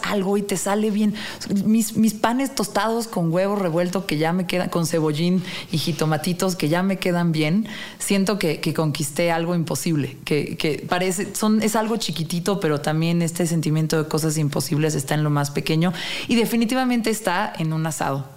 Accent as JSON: {"language": "Spanish", "country": "Mexico", "said": "soy un mexicano, mexicane, ¿Mm? común"}